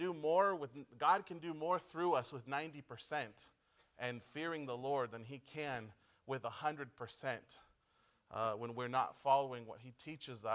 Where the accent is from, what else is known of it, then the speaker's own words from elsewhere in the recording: Pomona, California, United States; moved away as an adult; now in Chile; we're from Pomona